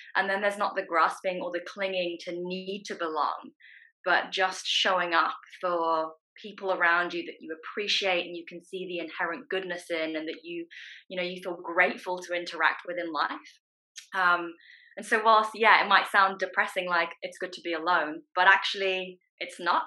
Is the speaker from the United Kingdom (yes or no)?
yes; England, United Kingdom; also born or lived in Hong Kong; i grown up, spent most of my life in England, but I, I was born in Hong Kong and I have Chinese family